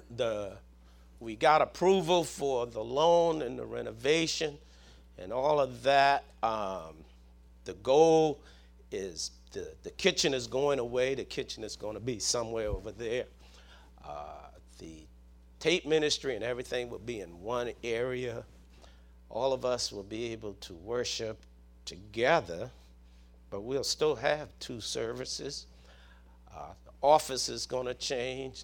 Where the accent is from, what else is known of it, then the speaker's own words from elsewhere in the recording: Southern, United States; accent: Southern; my Southern accent